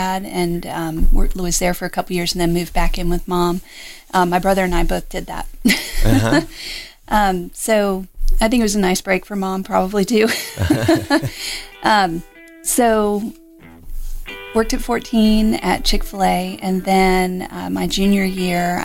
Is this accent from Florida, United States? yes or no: yes; Greenacres, Florida, United States; I grew up in Florida. West Palm Beach is the town that everybody knows, but truly I grew up in a little area called Green Acres